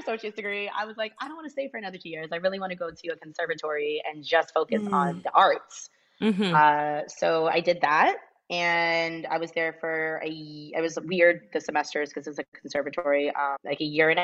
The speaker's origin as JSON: {"language": "English", "town": "Portland", "region": "Maine", "country": "United States", "tie": "born or raised there", "said": "I was born and raised in Portland, Maine, of all places."}